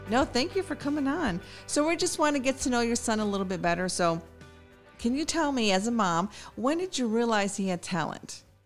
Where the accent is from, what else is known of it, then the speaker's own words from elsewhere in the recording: Chicago, Illinois, United States; I'm from Chicago